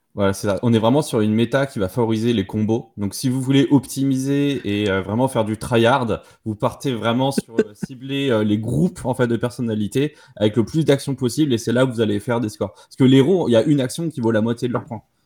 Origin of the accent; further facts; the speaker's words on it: Paris suburbs, Île-de-France, France; j'ai grandi en, en banlieue parisienne